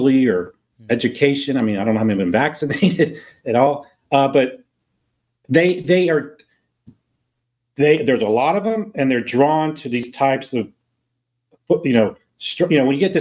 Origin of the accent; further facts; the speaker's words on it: Tallahassee, Florida, United States; I grew up in Tallahassee, but I moved here full time in 2001